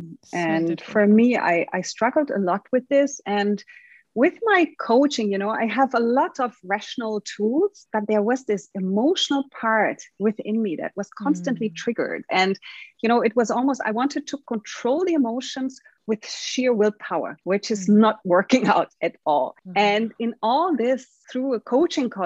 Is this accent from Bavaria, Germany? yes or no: yes; Munich, Bavaria, Germany; moved away as an adult; also born or lived in Rio de Janeiro, Brazil; Now I'm juggling my life between Munich, my hometown, where I still have my mother and my old friends, and Brazil, Rio de Janeiro.